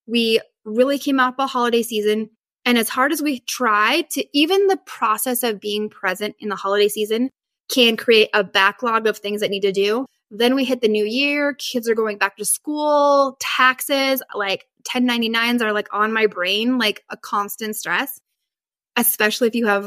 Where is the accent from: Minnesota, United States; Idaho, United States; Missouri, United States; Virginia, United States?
Idaho, United States; Northern; I grew up in Northern Idaho and like we usually had like a ton of snow